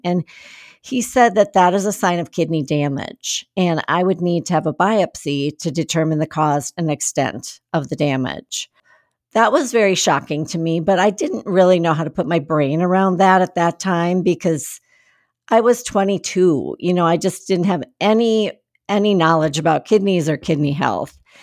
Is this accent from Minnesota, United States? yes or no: yes; Minnesota, United States; moved away as an adult; also born or lived in Seattle, Washington; I grew up in Minnesota